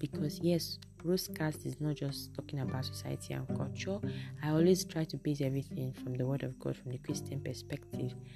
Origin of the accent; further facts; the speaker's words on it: Nigeria; I'm speaking as a Nigerian